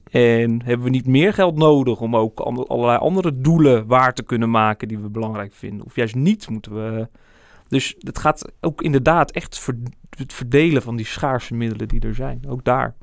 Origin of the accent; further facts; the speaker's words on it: Barneveld, Gelderland, Netherlands; now in Amersfoort, Netherlands; Amersfoort, het gebied waar ik opgegroeid ben, Barneveld